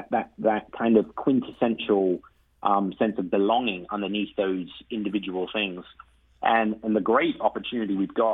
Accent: England, United Kingdom; now in St. Louis, United States; go back home uh, to England uh, on regular occasions

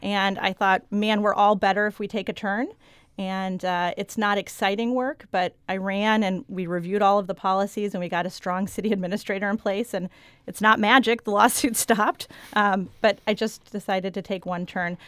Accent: Austin, Texas, United States; moved away as an adult; also born or lived in San Antonio, Texas / Jefferson County, Missouri; now in Arnold, United States; I grew up in Austin area, an Austin suburb

